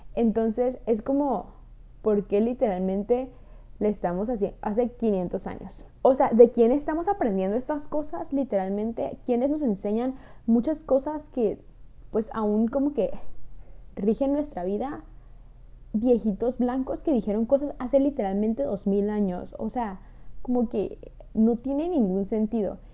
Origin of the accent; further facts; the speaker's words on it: Mexico; de México